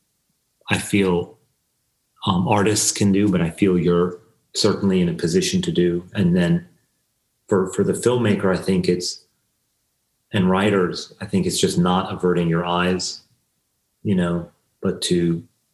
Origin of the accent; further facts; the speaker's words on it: United States; I'm Iranian American